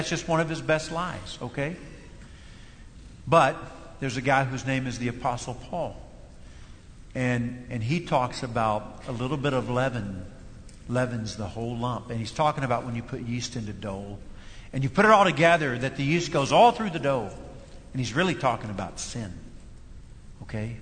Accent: Kentucky, United States; first language English; I was raised in Kentucky, a dialect

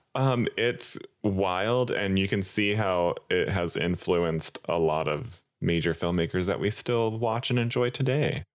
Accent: Southwest, United States; we're from the Southwest

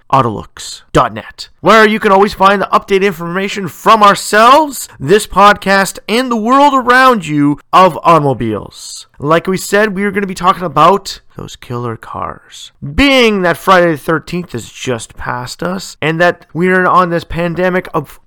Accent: Canada; Canada, my home country

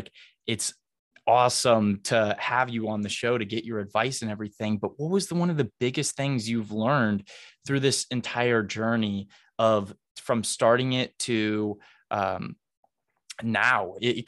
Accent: Noblesville, Indiana, United States; I'm originally from Noblesville, and my parents live there right now, and we're really close to downtown Noblesville.

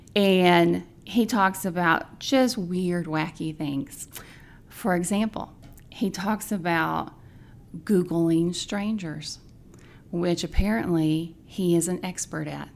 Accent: Indiana, United States; I am from Indiana.

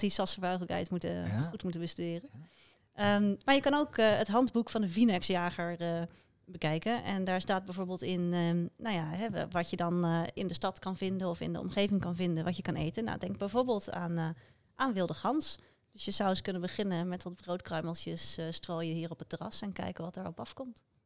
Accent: Krimpenerwaard, South Holland, Netherlands; in de omgeving waar ik vandaan kom, uh, Krimpende Waard

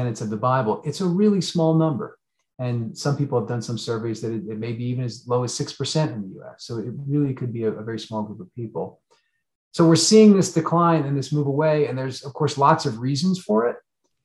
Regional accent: southern New Jersey, United States; moved away; also born or lived in New York City; I grew up in New Jersey, although on the southern side, but lived in New York for about 20 years.

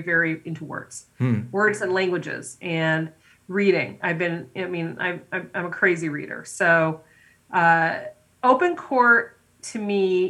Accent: United States; I'm someone who is American, but my family is, you know, immigrants

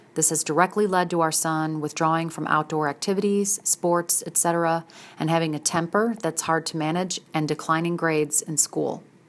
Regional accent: St. Louis, Missouri, United States; moved away as an adult; also born or lived in Philadelphia / Southern Illinois; relocated me back to Saint Louis, my hometown area, from Philadelphia

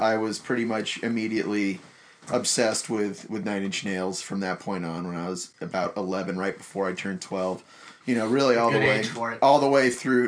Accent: Granite Bay, California, United States; I grew up in the next sleepy burg next to yours. I ended up going to Granite Bay High School

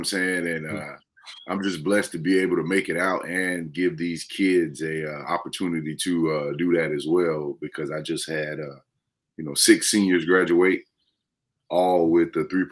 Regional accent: Florence, South Carolina, United States; also born or lived in Columbia, South Carolina; I'm from Florence, you know, South Carolina.

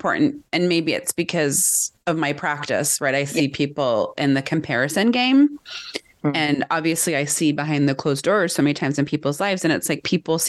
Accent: United States; my experience as American

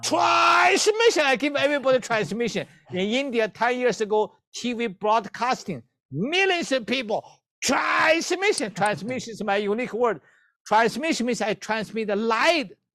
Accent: China; moved away; I, I come from China

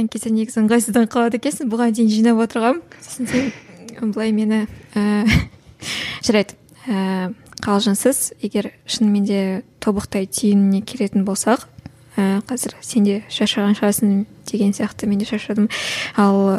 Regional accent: Kazakhstan

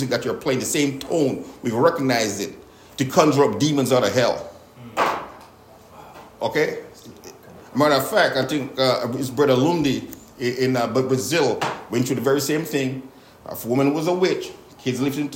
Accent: Jamaica; growing up in Jamaica

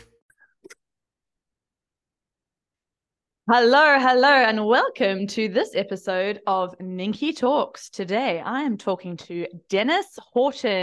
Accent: South Africa; In South Africa, we also say data

